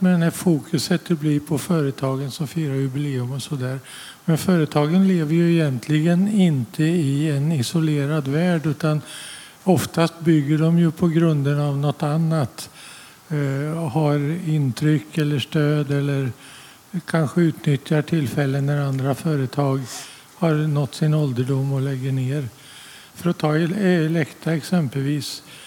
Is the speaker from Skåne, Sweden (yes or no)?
no; Östergötland, Sweden; jag är också östgöte